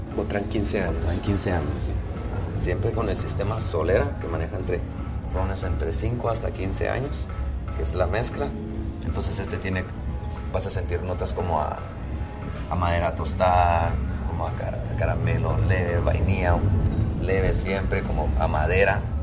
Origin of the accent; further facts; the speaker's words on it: Santa Rosa, Guatemala; moved away; soy de Santa Rosa